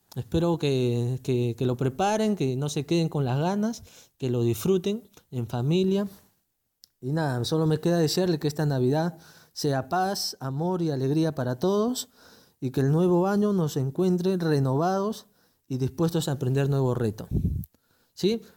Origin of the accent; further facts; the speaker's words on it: Peru; Como buenos peruanos